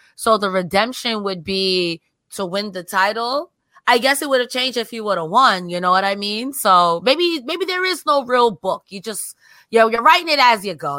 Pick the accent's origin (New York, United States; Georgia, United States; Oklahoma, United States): New York, United States; I'm from New York